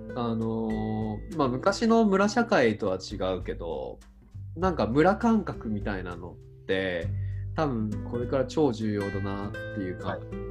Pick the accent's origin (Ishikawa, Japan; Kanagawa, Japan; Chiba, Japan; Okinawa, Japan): Chiba, Japan; moved away; 僕地元千葉ですけど